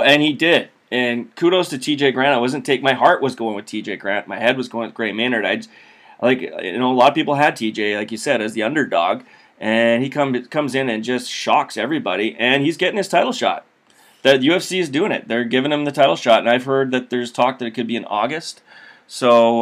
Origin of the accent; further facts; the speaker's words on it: Saskatchewan, Canada; I grew up in Saskatchewan